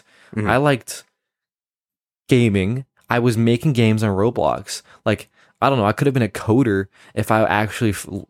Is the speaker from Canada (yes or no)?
yes; Canada; but that's because I'm Canadian, right?